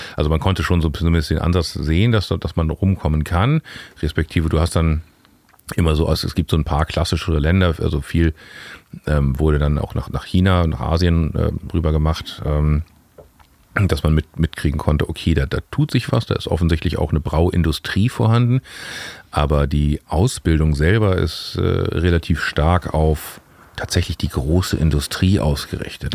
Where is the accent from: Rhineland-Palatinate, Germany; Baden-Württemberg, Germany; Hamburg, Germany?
Hamburg, Germany; also born or lived in Berlin; Wir sind ja im Süden aufgewachsen